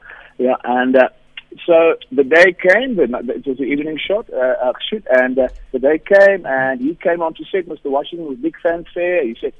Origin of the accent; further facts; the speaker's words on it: South Africa; I, being a South African white guy